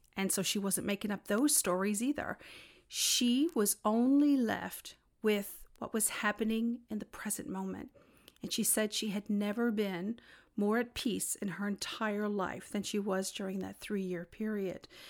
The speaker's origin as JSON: {"language": "English", "region": "Newfoundland and Labrador", "country": "Canada", "said": "I'm from Newfoundland"}